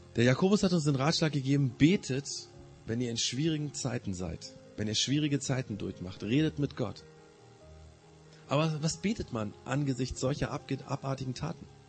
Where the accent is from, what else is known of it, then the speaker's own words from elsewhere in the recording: Germany; Wir als Deutsche, die Nachbarn von Frankreich